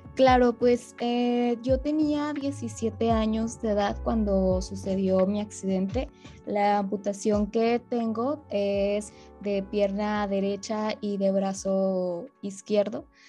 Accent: Monterrey, Nuevo León, Mexico; yo soy de la ciudad de Monterrey, Nuevo León

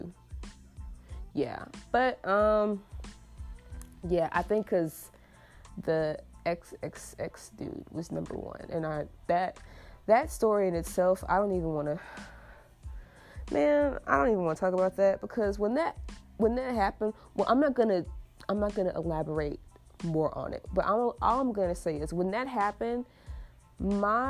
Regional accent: United States; I have the privilege of being an American-born citizen

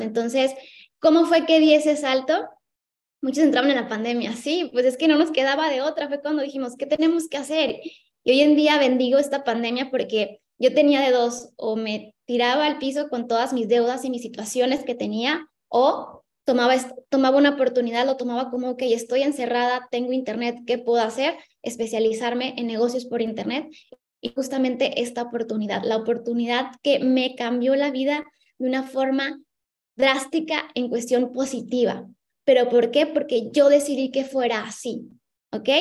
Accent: Ensenada, Baja California, Mexico; moved away as an adult; now in Cancún, Mexico; soy de Ensenada, Baja California, del norte

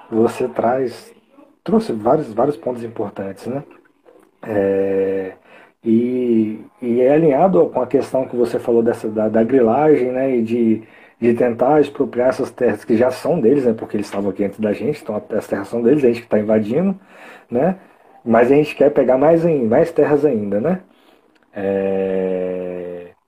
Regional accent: Espírito Santo, Brazil; also born or lived in Minas Gerais; Eu, eu nasci em Minas, mas eu moro aqui praticamente minha vida toda, no Espírito ah, Santo

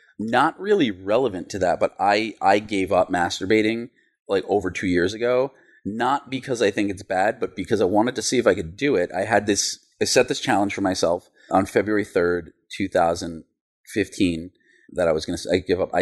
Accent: New York City, New York, United States; when I was a kid growing up in Queens

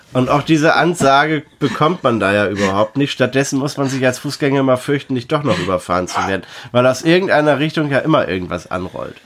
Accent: Delmenhorst, Lower Saxony, Germany; ich komme noch aus Delmenhorst. Wir kommen fast alle aus Delmenhorst.

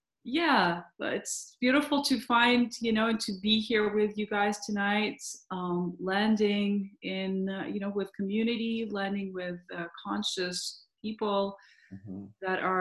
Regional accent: Montreal, Quebec, Canada; I'm from Montreal.

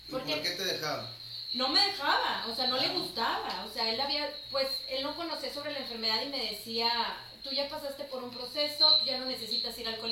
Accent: Chihuahua, Mexico; now in Monterrey, Mexico; Sí, de hecho era de, Chihuahua.

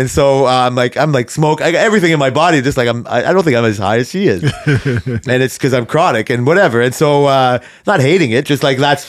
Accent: Canada; But just because I'm Canadian

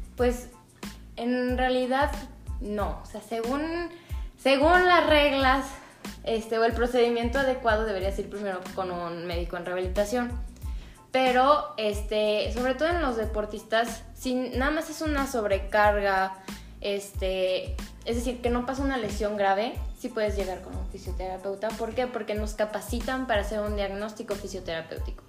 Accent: León, Guanajuato, Mexico; somos de León

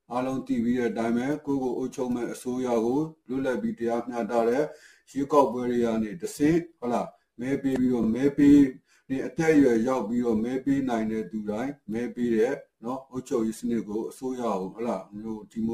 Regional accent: Myanmar

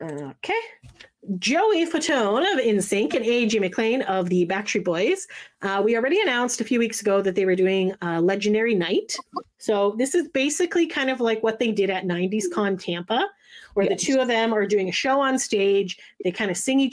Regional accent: Canada; we're Canadian

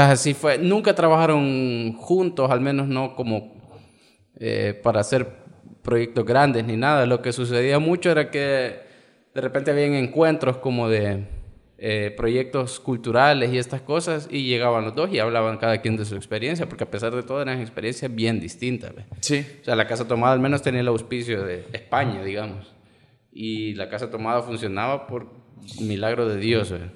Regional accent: El Salvador; los 10 mil millones que tenemos como salvadoreños

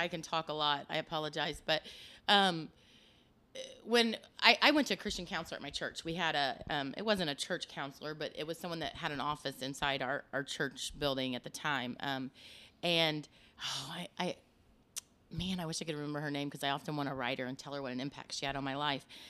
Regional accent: Osgood, Indiana, United States; moved away as an adult; also born or lived in Des Moines, Iowa; I grew up in Osgood, Indiana

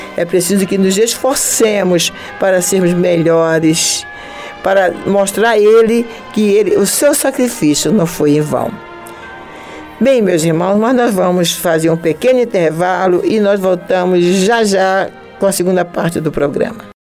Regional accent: Recife, Pernambuco, Brazil; moved away as an adult; also born or lived in Natal, Rio Grande do Norte; now in Rio de Janeiro, Brazil; Eu amo a cidade onde eu nasci, que é Natal, lá em Rio Grande do Norte. Amo Recife, onde eu passei a grande parte da minha infância, a grande parte, a minha adolescência, um pouco, né, o princípio da minha juventude

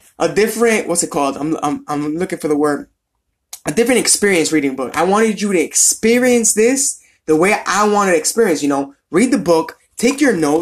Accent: Providence, Rhode Island, United States; I'm from Providence, Rhode Island

